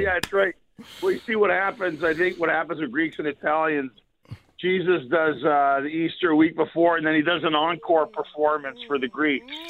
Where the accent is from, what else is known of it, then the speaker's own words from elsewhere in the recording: Montreal, Quebec, Canada; moved away; originally from Montreal